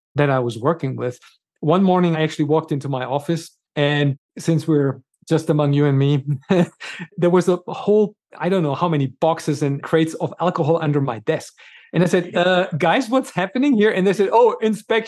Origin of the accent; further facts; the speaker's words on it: Germany; moved away as an adult; also born or lived in Gothenburg, Sweden; now in United States; I was born and raised in Germany